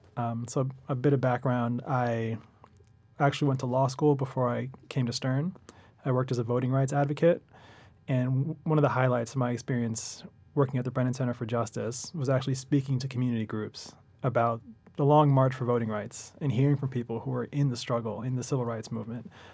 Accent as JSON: {"language": "English", "town": "Los Angeles", "region": "California", "country": "United States", "moved": "as an adult", "lives_now": "New York, United States", "said": "I'm from Los Angeles originally, and, uh, spent the last eight years in New York."}